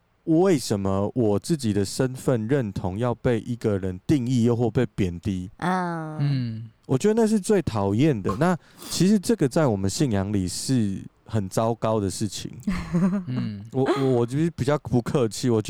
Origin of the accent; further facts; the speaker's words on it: Taiwan; 就是我是台湾人，我还会讲台语。